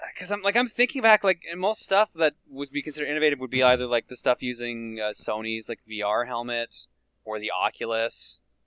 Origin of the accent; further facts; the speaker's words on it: Newfoundland and Labrador, Canada; accent: Newfoundland; moved away; also born or lived in Calgary; anyone else from Newfoundland